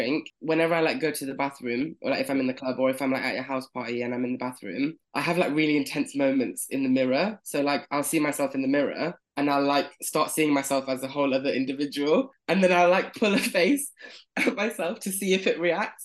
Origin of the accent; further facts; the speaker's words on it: Leicester, East Midlands, United Kingdom; moved away as an adult; also born or lived in London; I'm from Leicester. From Leicester.